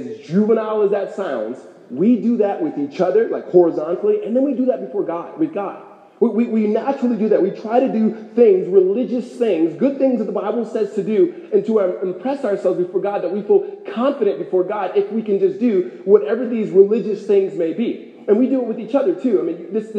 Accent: Los Angeles, California, United States; moved away as an adult; now in Phoenix, United States; I grew up in California.

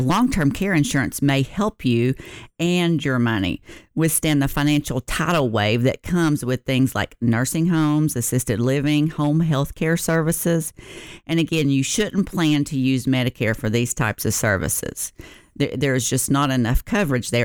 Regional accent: the South, United States; I'm from the South

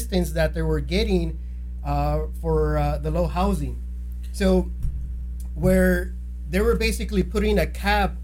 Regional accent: Fillmore, California, United States; I grew up in Fillmore

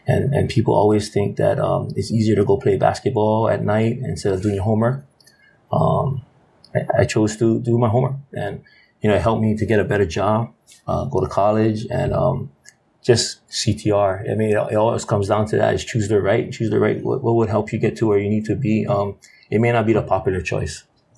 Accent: Hawaii, United States; And because we're from Hawaii, and because we're local and we're Hawaiian, right?

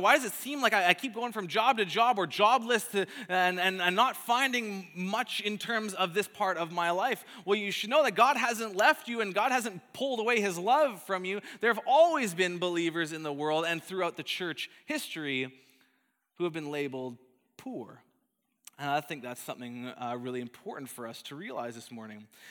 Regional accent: Calgary, Alberta, Canada; moved away; my hometown of Calgary in, in Alberta

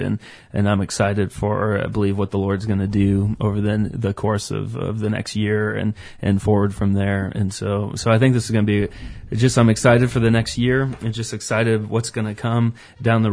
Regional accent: Central Iowa, United States; I grew up in Central Iowa

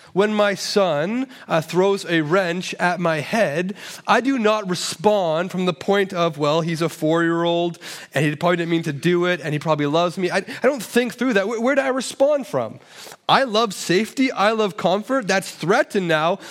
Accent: Toronto, Ontario, Canada; I'm from Toronto, and so we call it a cottage, uh, there, but apparently it's a cabin here

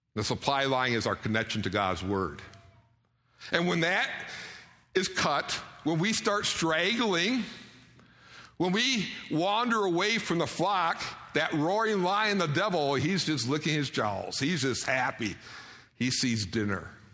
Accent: Detroit, Michigan, United States; now in Idaho, United States; I grew up around Detroit

